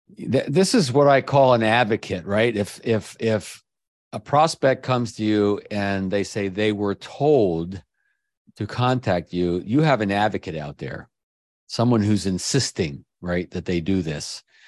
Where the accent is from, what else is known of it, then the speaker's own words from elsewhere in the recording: Maryland, United States; Maryland, my home state